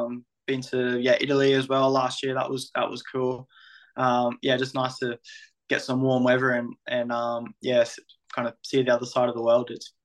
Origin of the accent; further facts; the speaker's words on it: Australia; moved away as an adult; now in England; growing up in Australia with rugby league